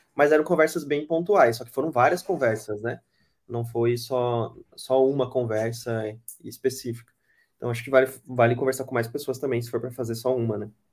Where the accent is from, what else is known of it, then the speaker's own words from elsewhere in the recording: Brazil; accent: interior accent (caipira R); moved away; Eu sou do interior, é, meu sotaque não deixa mentir, né? Eu puxo o R mesmo, não tenho vergonha disso